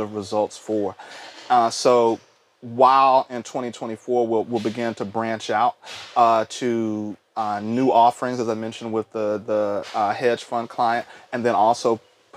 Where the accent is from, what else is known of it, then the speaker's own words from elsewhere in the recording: Texas, United States; moved away; also born or lived in Indiana / Tennessee / Charlotte, North Carolina; I'm originally from Texas